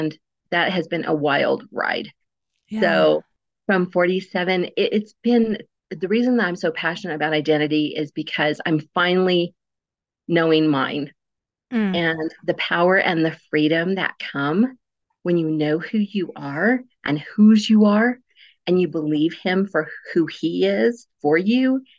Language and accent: English; Cortez, Colorado, United States; also born or lived in Black Forest, Colorado; I am a native Coloradoan